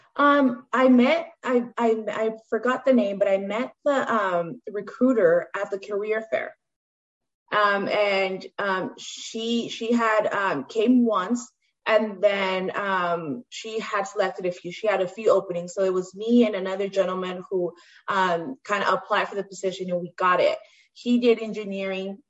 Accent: Stockton, California, United States; I come from Stockton, so um, I grew up in most of the you know South Side inner city

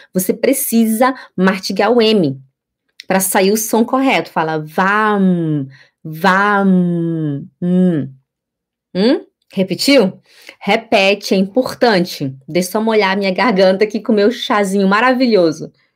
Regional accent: Belém, Pará, Brazil; moved away as an adult; now in Switzerland; eu venho de Belém do Pará e eu moro aqui na Suíça já fazem doze anos

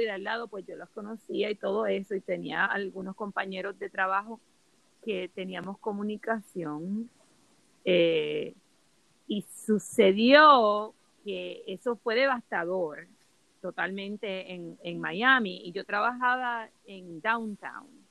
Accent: Puerto Rico; moved away; yo soy de Puerto Rico

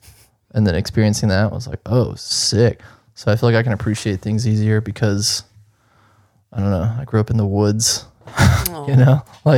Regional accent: the South, United States; So I'm from the South.

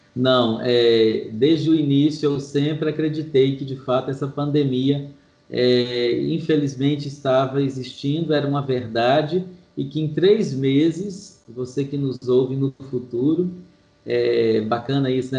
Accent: Manhuaçu, Minas Gerais, Brazil; now in Belo Horizonte, Brazil; eu sou de Manhuaçu, zona da Mata de Minas

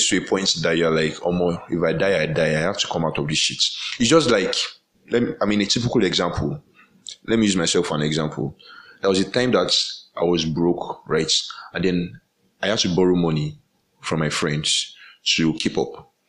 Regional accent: Nigeria; as a Nigerian

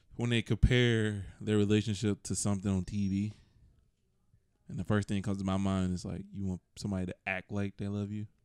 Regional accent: Atlanta, Georgia, United States; I'm from Atlanta and I talk like I'm from Atlanta.

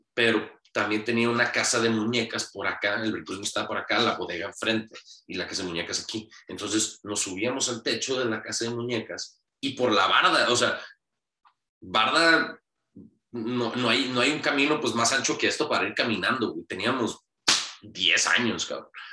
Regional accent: Hermosillo, Sonora, Mexico; Nací en Hermosillo, Sonora, un 7 de mayo de 1992

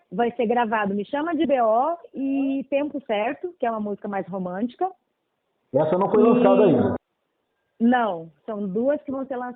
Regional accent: Rio Grande do Sul, Brazil; como eu sou gaúcha, e a minha cidade é de fronteira, a gente tem bastante aquela coisa ligada às raízes mais latinas.

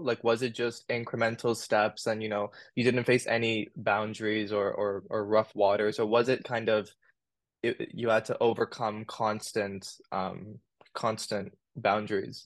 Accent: Sydney, New South Wales, Australia; And I was born in Australia. I was born in Sydney

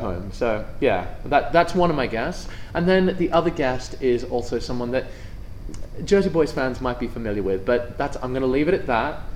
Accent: Australia; moved away; I'm from Australia

